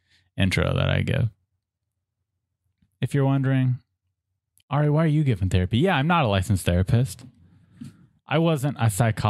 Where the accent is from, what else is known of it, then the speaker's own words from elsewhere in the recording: San Diego, California, United States; San Diego, California, my hometown.